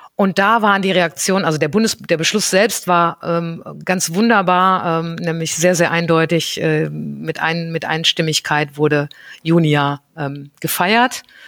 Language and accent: German; North Rhine-Westphalia, Germany; ich bin ähm, ganz behütet am Niederrhein aufgewachsen und ähm, bin dort zur Schule gegangen